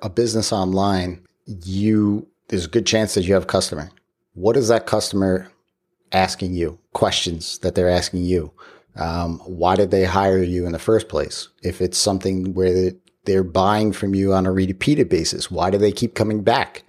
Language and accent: English; Long Island, New York, United States; I grew up on Long Island.